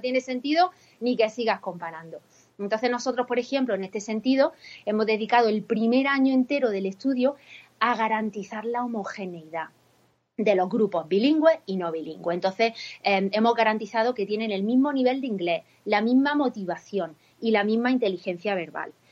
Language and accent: Spanish; Spain; soy Spanish by nationality, but American at heart, ¿no? Soy casi más americana que española.